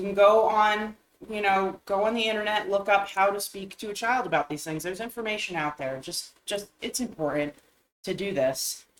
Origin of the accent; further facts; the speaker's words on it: Uvalde, Texas, United States; there was another mass shooting today, this time in my hometown of Uvalde, Texas.